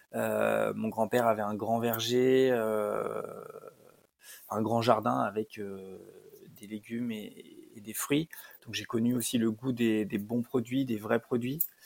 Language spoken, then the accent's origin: French; Lyon, Auvergne-Rhône-Alpes, France; moi je suis de Lyon